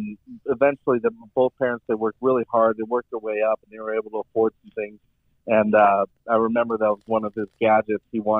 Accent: West Coast, United States; Growing up on the West Coast, I mean, skateboarding is a huge thing.

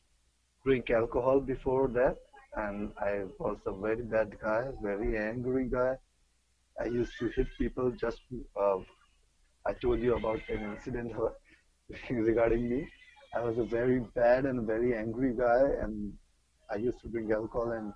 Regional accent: New Delhi, Delhi, India; I'm from New Delhi, India

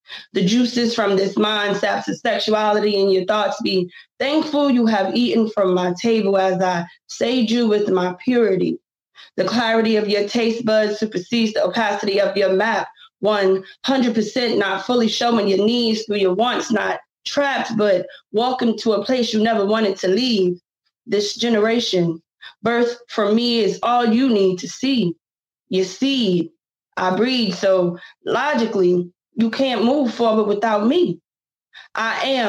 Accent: New Jersey, United States; also born or lived in New York / Pennsylvania; now in Virginia, United States; growing up in New Jersey, New York, PA

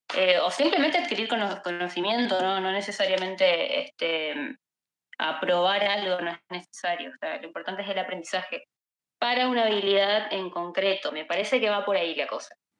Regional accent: Misiones, Argentina; soy de Argentina, eh, soy estudiante de bioquímica, farmacia, también trabajo como software developer, eh, también acá para una empresa de acá de mi país. Eh, soy del norte de mi país, tenemos una comunidad justamente eh, que se llama Misiones Haití, que es justamente el nombre de mi provincia

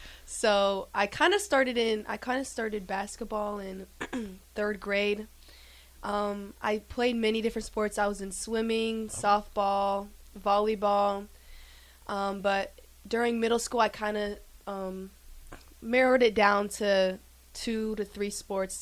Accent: Lincoln, Nebraska, United States; I grew up here in Lincoln

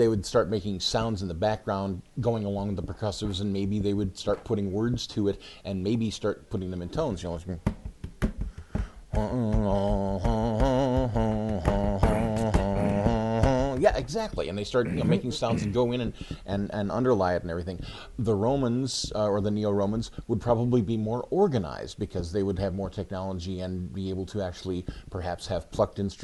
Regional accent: Ann Arbor, Michigan, United States; I am from Ann Arbor, Michigan. I've been living there for most of the last 35 years

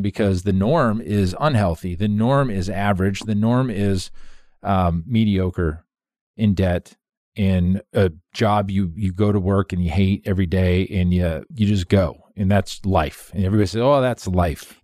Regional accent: Phoenix, Arizona, United States; moved away as an adult; also born or lived in Monroe, Louisiana; I come from Phoenix

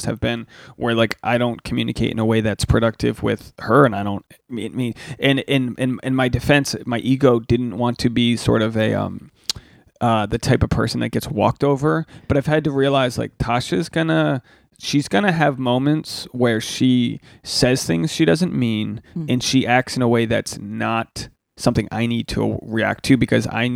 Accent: Rhode Island, United States; now in Southern California, United States; I'm from Rhode Island.

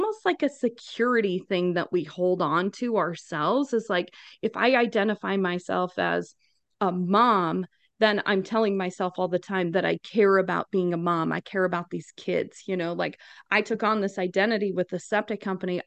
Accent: Wyoming, United States; moved away as an adult; now in Phoenix, United States; I am originally from Wyoming. So naturally grew up with a bunch of boys

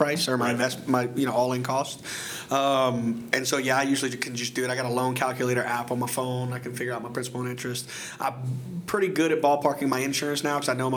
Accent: St. Landry Parish, Louisiana, United States; now in Lafayette, United States; I'm from St. Landry Parish, Louisiana originally.

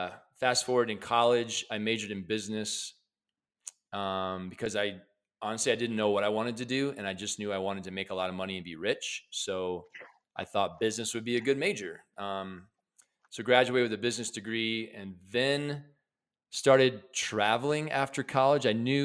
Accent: Midwest, United States; I grew up in the Midwest in a lower middle class family

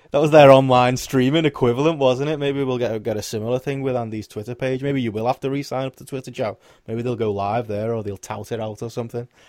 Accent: Liverpool, North West England, United Kingdom; I'm a Scouser as well.

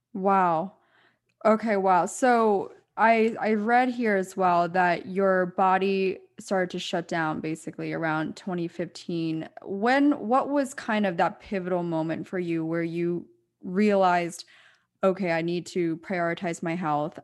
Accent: East Coast, United States; now in New York City, United States; I grew up on the East Coast

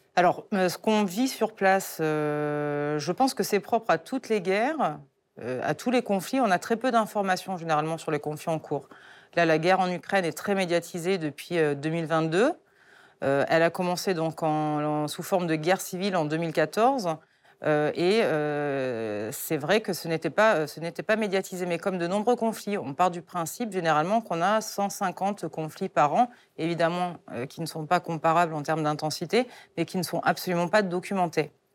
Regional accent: France; moi, en tant que Française

